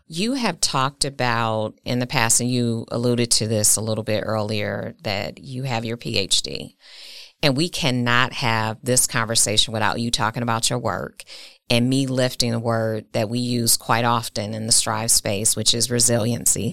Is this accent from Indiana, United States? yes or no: no; Milwaukee, Wisconsin, United States; Milwaukee is my hometown, it's my city